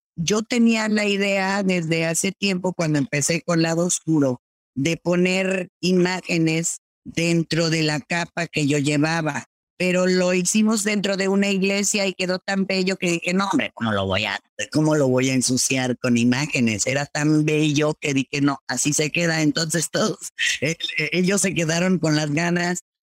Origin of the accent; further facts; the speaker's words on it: Mexico; yo como latina, como mexicana